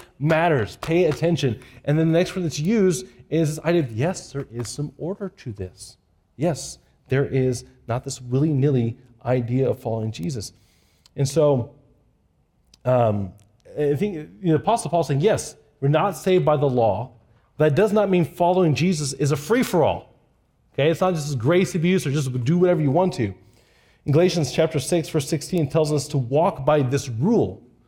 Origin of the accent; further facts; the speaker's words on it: Japan; When I was a kid growing up in Japan, we walked everywhere. We bicycled everywhere.